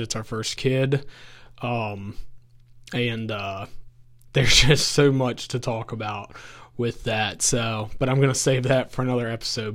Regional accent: Augusta County, Virginia, United States; I grew up in Augusta County. So if anyone's familiar, it's the valley that is literally in between UVA College and Virginia Tech

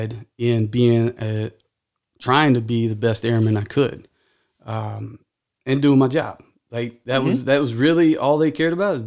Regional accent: Texas, United States; I'm from Texas

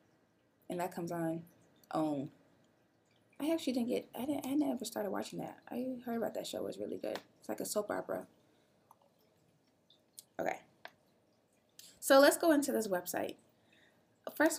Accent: Illinois, United States; I'm from Illinois.

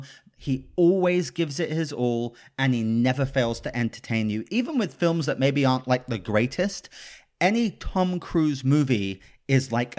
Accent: United Kingdom; now in California, United States; I'm British.

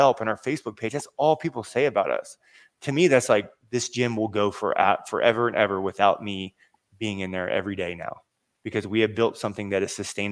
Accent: Seven Cities area of Virginia, United States; I'm from the Seven Cities area of Virginia.

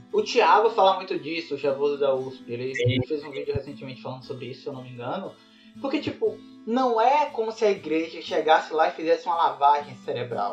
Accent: Bahia, Brazil; now in Sergipe, Brazil; Eu sou da Bahia, mas eu tô morando em Sergipe

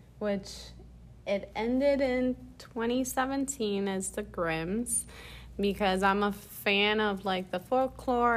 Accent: Puerto Rico; moved away as an adult; now in Florida, United States; I'm from Puerto Rico. I've been living here for 5 years in Florida.

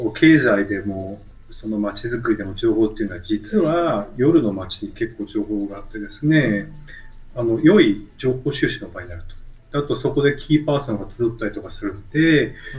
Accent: Tokyo, Japan; 東京で生まれ育った人間なんで

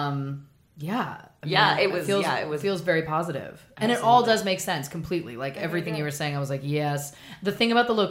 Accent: Canada; now in Los Angeles, United States; I'm from Canada

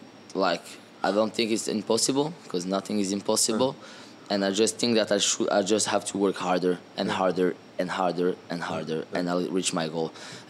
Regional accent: France; I grew up in France in boarding school with a French team, so I had a good base

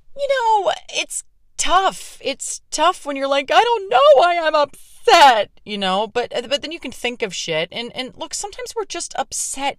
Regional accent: Pittsburgh, Pennsylvania, United States; my hometown of Pittsburgh

